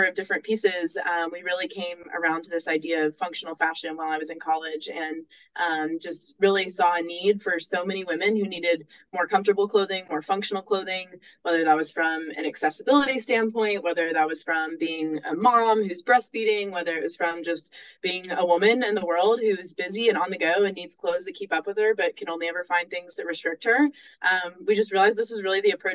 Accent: Nashville, Tennessee, United States; I'm from Nashville

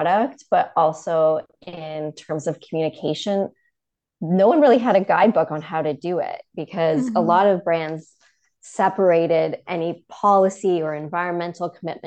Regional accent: Toronto, Ontario, Canada; also born or lived in London / Copenhagen; now in United States; I'm originally from Toronto

